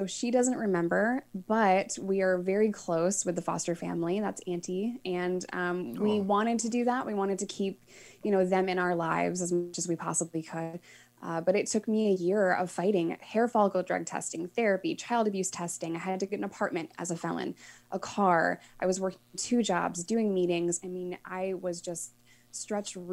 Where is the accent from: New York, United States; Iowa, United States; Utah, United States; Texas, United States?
New York, United States; moved away; as a New Yorker